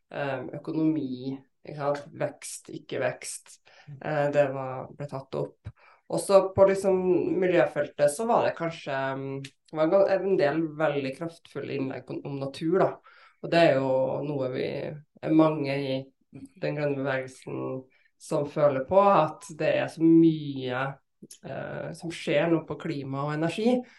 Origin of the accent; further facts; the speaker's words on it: Bodø, Nordland, Norway; also born or lived in Trondheim; født i Trondheim, ja, men uh, vokste opp også i Bodø. Ja. Nå har jeg to dialekter.